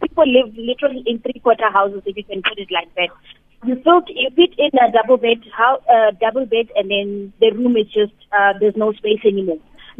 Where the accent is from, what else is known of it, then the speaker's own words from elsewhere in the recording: Alexandra, Gauteng, South Africa; I'm actually a child who lived in Alex, born and bred in Alex.